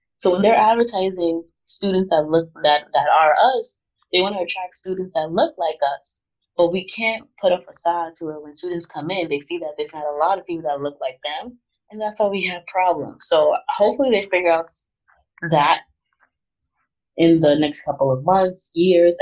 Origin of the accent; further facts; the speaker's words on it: New York City, New York, United States; Growing up in New York, specifically in Queens, is very diverse. So I was never the only Black girl